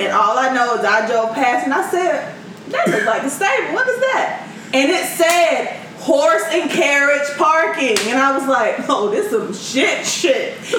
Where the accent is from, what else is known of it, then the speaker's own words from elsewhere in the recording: Ireland; I'm Irish.